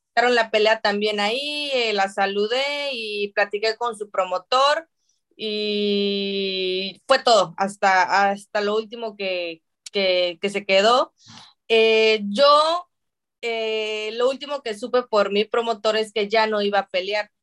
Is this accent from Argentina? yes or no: no; Mexico; los mexicanos siempre hemos sido caracterizados y etiquetados como guerreros